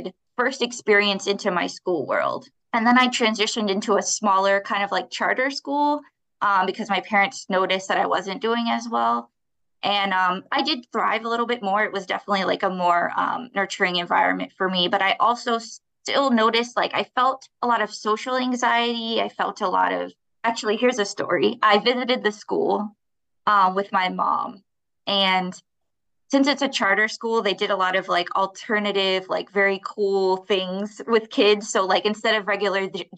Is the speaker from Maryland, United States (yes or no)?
yes; Baltimore, Maryland, United States; I'm born and raised in Baltimore